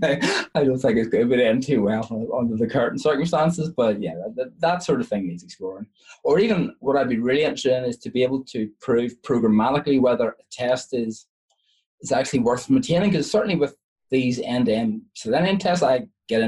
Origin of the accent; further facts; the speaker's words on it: Ireland; I'm Irish